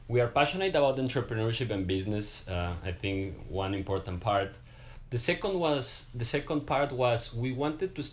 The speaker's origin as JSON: {"language": "English", "town": "Quito", "region": "Pichincha", "country": "Ecuador", "tie": "born or raised there", "also_born_or_lived": "Belgium", "moved": "as an adult", "lives_now": "Boston, United States", "said": "I was born and raised in Quito"}